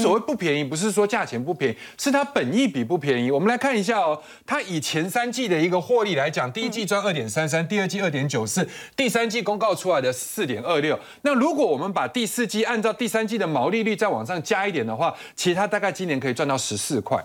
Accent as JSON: {"language": "Chinese", "country": "Taiwan", "said": "我们台湾这边"}